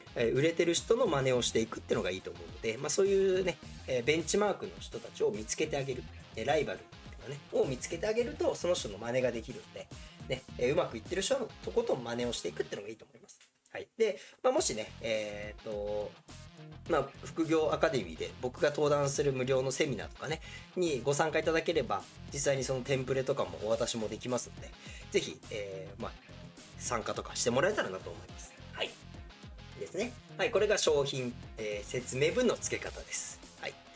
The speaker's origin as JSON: {"language": "Japanese", "region": "Gunma", "country": "Japan", "tie": "born or raised there", "said": "僕は群馬県っていうね、まあ、すごい田舎のところ出身なんで"}